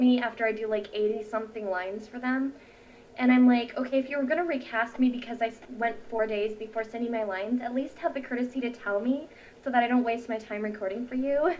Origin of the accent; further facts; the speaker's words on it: United States; first language English; I'm American.